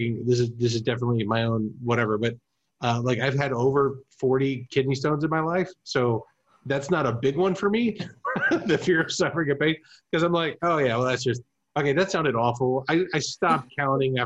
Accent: Germany; moved away; I grew up in Germany

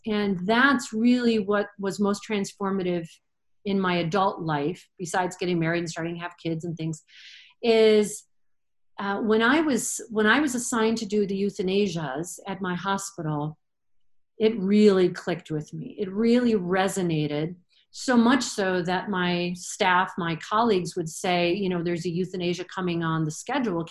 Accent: Michigan, United States; moved away as an adult; now in Colorado, United States; I was born and raised in Michigan, so it was a natural fit to go to Michigan State

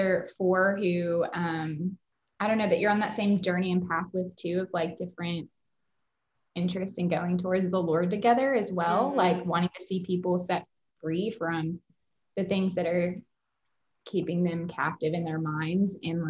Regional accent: Bowling Green, Kentucky, United States; I'm from Bowling Green, Kentucky.

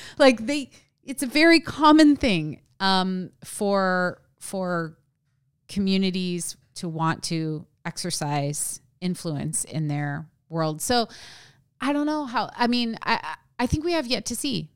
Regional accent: small town at the base of Mount Hood, Oregon, United States; I grew up in a small town that is near a forest.

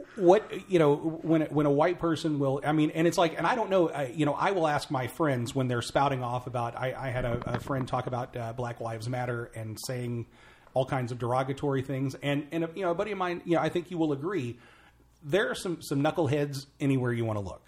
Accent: Mount Vernon, Illinois, United States; my hometown. uh, Mount Vernon, Illinois

